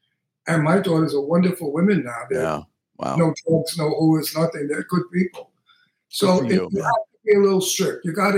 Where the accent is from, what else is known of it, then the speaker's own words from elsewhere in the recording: New York City, New York, United States; You know, I grew up in Brooklyn with all Italian mafia people